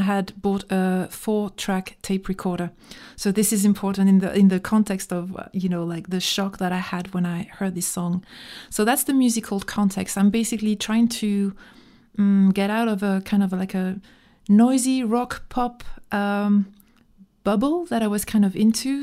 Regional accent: France; English is a second language; also born or lived in Dijon, Burgundy

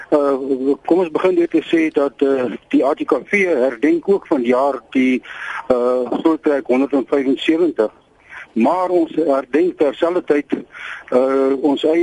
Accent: South Africa; ons is almal Suid-Afrikaners, ons is almal trots op hierdie land.

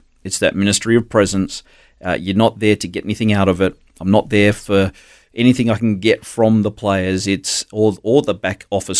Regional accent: Gold Coast, Queensland, Australia; also born or lived in Brisbane / Darwin / Adelaide; We moved around a lot. I grew up on the Gold Coast.

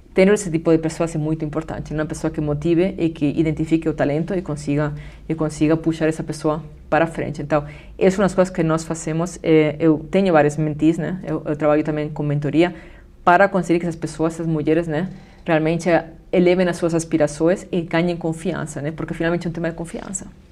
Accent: Spain; Portuguese is a second language; now in Brazil; eu sou da Espanha

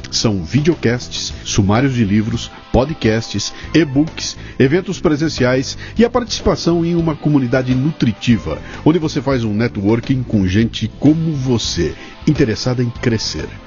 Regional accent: Portugal; Eu sou português, estou aqui, estou cuidando daqui, estamos desenvolvendo tudo aqui em Portugal

